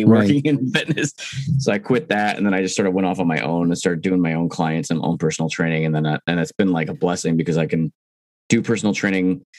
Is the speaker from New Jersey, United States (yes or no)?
yes; Mahwah, New Jersey, United States; moved away as an adult; also born or lived in Alaska; now in Chicago, United States; I'm from Mahwah, which is Bergen County, which is pretty close to New York